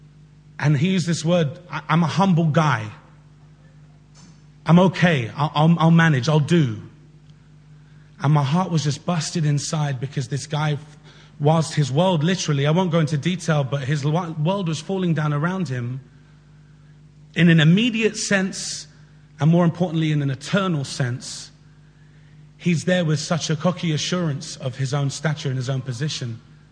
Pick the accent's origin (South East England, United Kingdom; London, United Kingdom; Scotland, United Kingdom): London, United Kingdom; We grew up together in Southwest London.